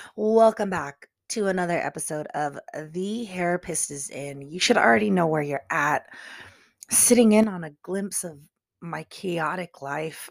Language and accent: English; California, United States; it's in my home state